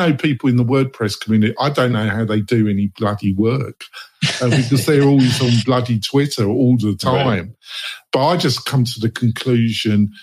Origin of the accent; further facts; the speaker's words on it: England, United Kingdom; I'm from England